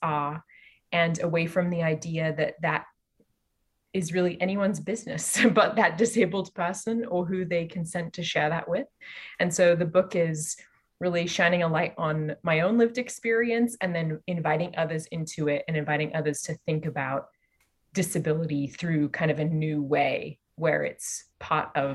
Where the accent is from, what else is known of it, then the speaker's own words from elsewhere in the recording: Australia; also born or lived in London / Canada; now in California, United States; I am from Australia. I've lived in London and Canada and here in California